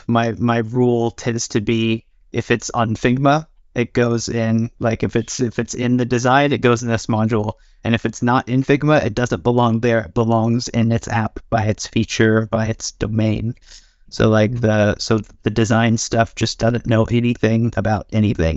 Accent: United States; now in Norway; I'm from America, living in Norway.

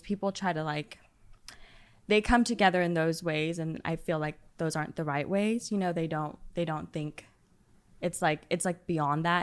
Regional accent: Dallas, Texas, United States; I'm from the Dallas area originally

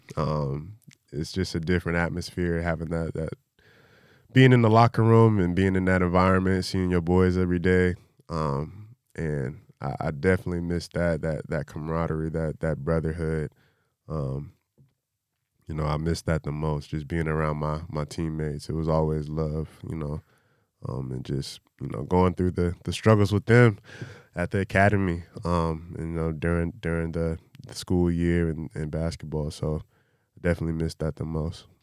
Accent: North Carolina, United States; moved away; growing up in North Carolina

